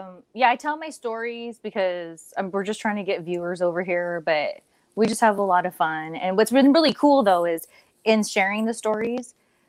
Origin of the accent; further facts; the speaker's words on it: Ontario, California, United States; I grew up on Ontario